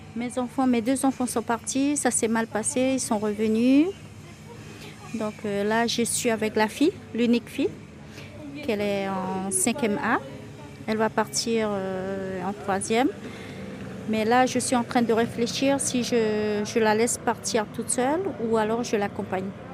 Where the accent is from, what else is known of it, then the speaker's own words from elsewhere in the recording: Camopi, French Guiana; also born or lived in Cayenne; je suis, née à Cayenne, mais je suis de Camopi